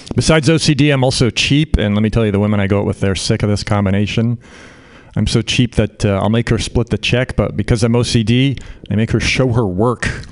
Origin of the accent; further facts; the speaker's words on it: Canada; now in United States; I'm uh, Canadian. I grew up in Canada